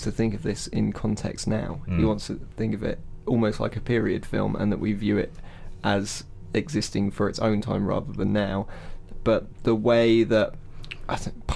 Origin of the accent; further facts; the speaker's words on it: England, United Kingdom; as an Englishman